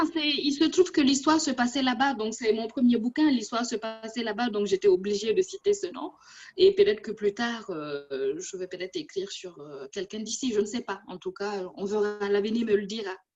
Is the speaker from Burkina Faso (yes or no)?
yes; Burkina Faso; moved away as an adult; now in France; j'ai quitté mon pays natal depuis 20 ans, une vingtaine d'années, mais mon cœur y est toujours là-bas